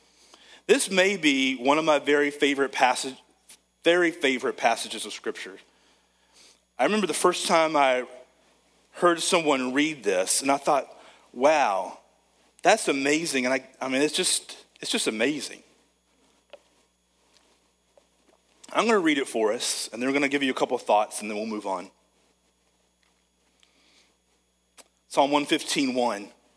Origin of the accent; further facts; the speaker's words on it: United States; I'm an American